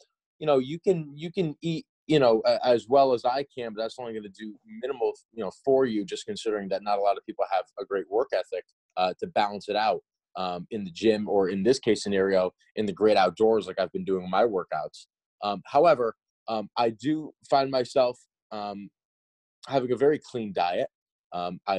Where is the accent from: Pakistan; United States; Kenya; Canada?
United States; New England; growing up in New England